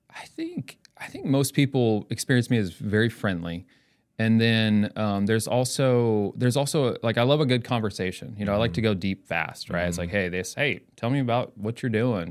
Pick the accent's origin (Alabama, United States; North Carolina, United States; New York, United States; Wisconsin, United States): North Carolina, United States; Elizabeth City; now in Edmond, United States; I was born and raised in North Carolina a little town called Elizabeth City, North Carolina.